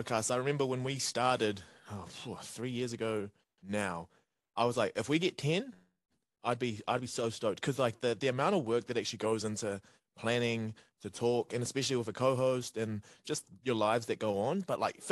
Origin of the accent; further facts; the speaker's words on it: Porirua, Wellington, New Zealand; moved away as an adult; also born or lived in Cook Islands; now in Dunedin, New Zealand; Wellington, I consider home still, even though I have been in Dunedin for 10 years now.